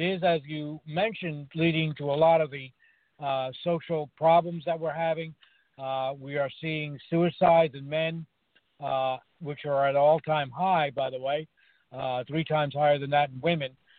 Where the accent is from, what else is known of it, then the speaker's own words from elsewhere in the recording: New York City, New York, United States; I grew up in New York City